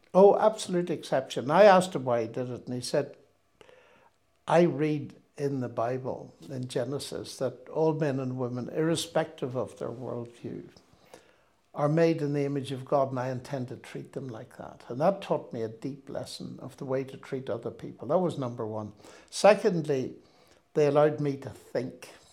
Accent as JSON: {"language": "English", "region": "Northern Ireland", "country": "United Kingdom", "also_born_or_lived": "Cambridge / Oxford", "moved": "as an adult", "said": "I come from Northern Ireland, which in those days was very sectarian"}